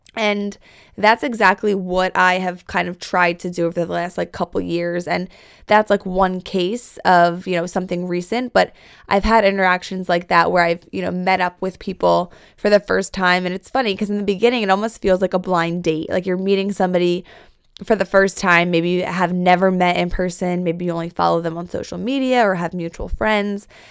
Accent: Philadelphia, Pennsylvania, United States; also born or lived in New York; I'm a Philly girl at heart

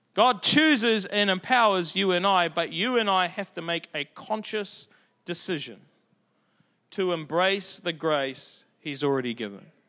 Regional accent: Auckland, New Zealand; I'm from South Auckland

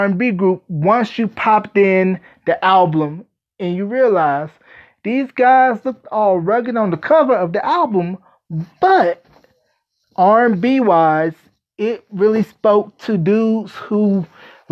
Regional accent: North Carolina, United States; the great state of North Carolina, my home state.

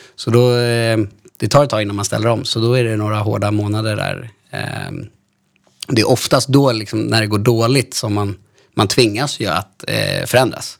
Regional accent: Stockholm, Stockholm County, Sweden; Jag är 31 år från Stockholm

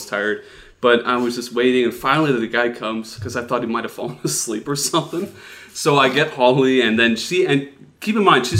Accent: Netherlands; accent: Dutch; It's my Dutch accent.

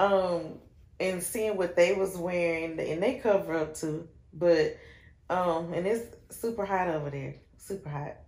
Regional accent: Shelby, North Carolina, United States; moved away as an adult; also born or lived in Rutherfordton, North Carolina; I am from Shelby, North Carolina

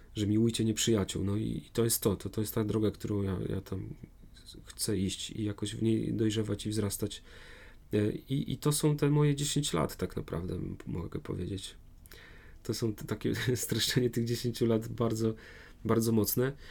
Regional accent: Warmian-Masurian Voivodeship, Poland; moved away; pochodzę z Mazur

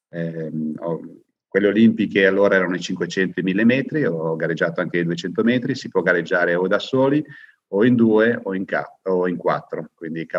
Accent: Lecco, Lombardy, Italy; Beh, io sono di Lecco, abito di fronte al lago

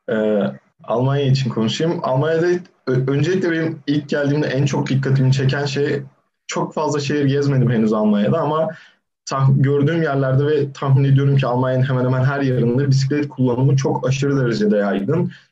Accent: Turkey; moved away as an adult; now in Darmstadt, Germany; ailem zaten Türkiye'de doğmuşuz, büyümüşüz

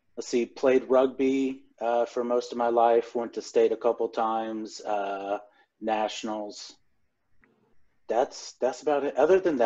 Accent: Topeka, Kansas, United States; 28. Had to think about that one for a little bit. 28. I'm from Topeka, Kansas.

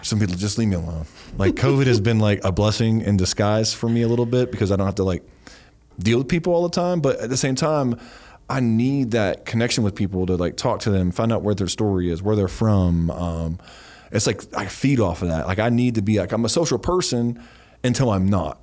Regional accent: Ohio Valley, United States; born or raised there; moved away

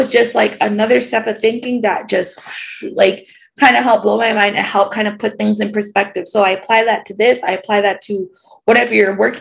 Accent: Toronto, Ontario, Canada; I'm like from the East End, Scarborough

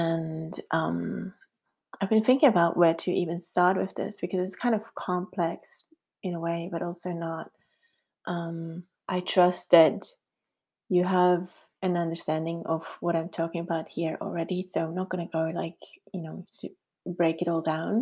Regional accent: Switzerland; first language Swiss German; English is a second language; moved away as an adult; now in New Zealand; can tell by my funny accent that I was born in Switzerland, and we have moved to New Zealand 13 years ago

